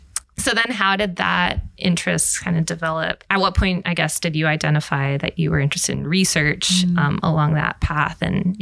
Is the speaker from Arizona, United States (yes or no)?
yes; Arizona, United States; moved away; I'm also from the Southwest. I'm from Arizona.